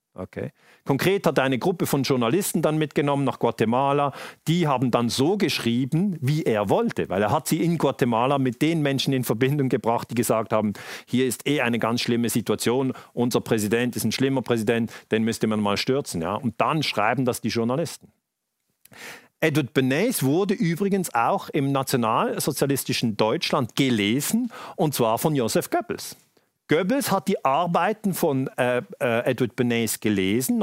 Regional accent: Switzerland; Bei uns in der Schweiz

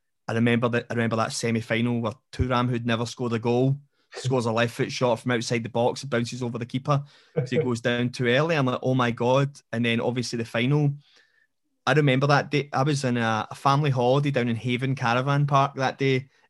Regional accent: Linwood, Scotland, United Kingdom; Because I grew up in Renfrewshire. I grew up in Linwood.

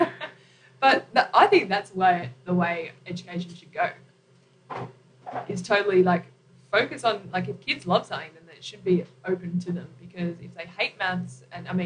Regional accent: Cronulla, New South Wales, Australia; born or raised there; moved away as an adult; also born or lived in New York

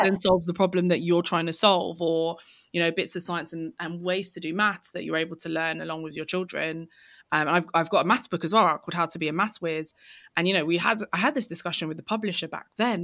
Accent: London, United Kingdom; I grew up in East London.

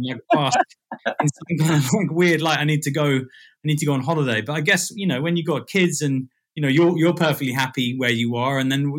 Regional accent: Dubai, United Arab Emirates; moved away as an adult; Because I grew up in Dubai in Middle East. Wow. I was born there and lived there for 18 years.

